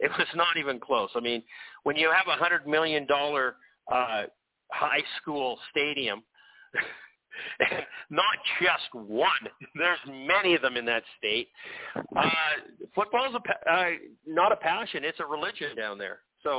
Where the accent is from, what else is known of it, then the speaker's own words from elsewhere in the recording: Vancouver, British Columbia, Canada; I mean, I'm from Vancouver. Yes, I was at SFU.